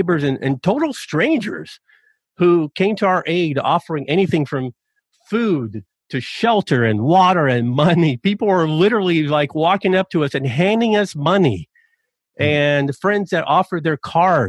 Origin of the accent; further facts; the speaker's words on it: Chattanooga, Tennessee, United States; my hometown of Chattanooga, Tennessee